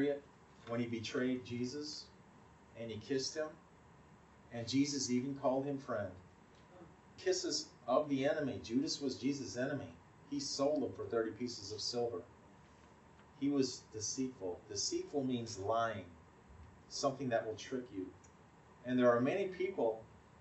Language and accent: English; Wisconsin, United States; the town where I grew up in Wisconsin